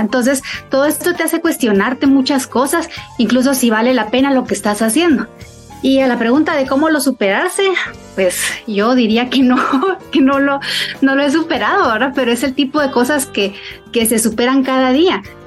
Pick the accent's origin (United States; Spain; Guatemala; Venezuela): Guatemala; Soy una mujer guatemalteca